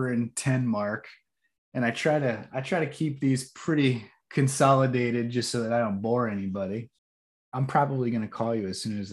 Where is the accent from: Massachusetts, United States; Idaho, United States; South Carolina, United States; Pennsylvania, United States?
Pennsylvania, United States; the Poconos; growing up in the Poconos